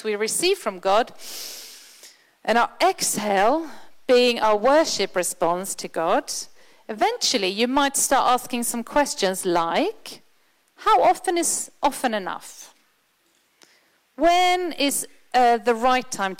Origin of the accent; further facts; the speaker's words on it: Sweden; moved away; I'm from Sweden